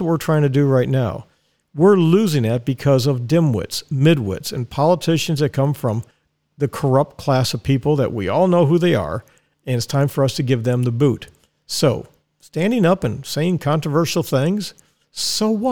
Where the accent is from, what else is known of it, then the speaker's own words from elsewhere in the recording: Dallas, Texas, United States; now in Ocala, United States; we lived in Dallas, and I was born in Dallas, Texas. I'm a Texan